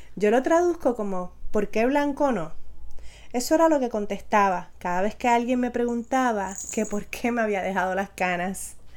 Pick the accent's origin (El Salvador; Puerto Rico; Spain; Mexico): Puerto Rico; Aibonito; also born or lived in San Juan, Puerto Rico / Barranquitas, Puerto Rico; Soy nacida en San Juan Puerto Rico, pero considero mi familia y mi lugar de crianza el hermoso pueblo de Aybonito